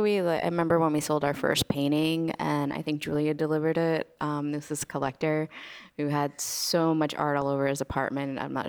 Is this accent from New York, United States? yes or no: yes; New York City, New York, United States; I grew up as a New Yorker, so I've been in New York 27 years total, and it's definitely a love-hate relationship.